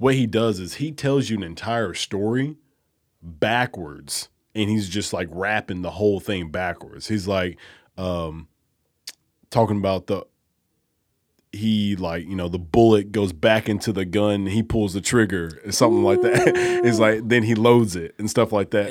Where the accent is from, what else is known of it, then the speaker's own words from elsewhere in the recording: Alabama, United States; now in Memphis, United States; I grew up in Alabama with, like, all white people